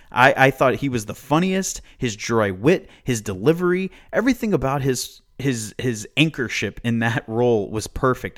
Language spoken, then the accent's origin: English; Amarillo, Texas, United States; in my hometown